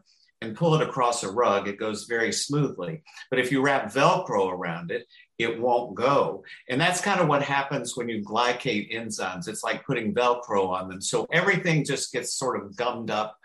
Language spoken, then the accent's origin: English; the South, United States; from the South